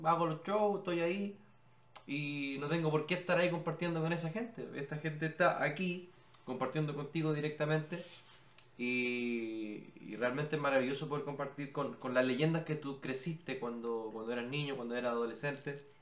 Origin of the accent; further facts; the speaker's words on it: Chile; Somos de Chile, en Chile amamos la lucha libre